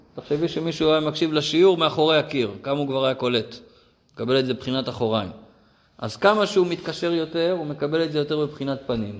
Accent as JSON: {"language": "Hebrew", "country": "Israel", "tie": "born or raised there", "said": "אני גדלתי במושב, כמו פה"}